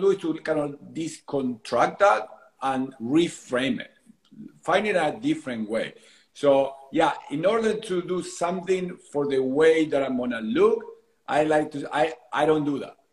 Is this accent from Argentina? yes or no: yes; Argentina; moved away as an adult; now in San Diego, United States; I am originally from Argentina, but I left Argentina my early 20s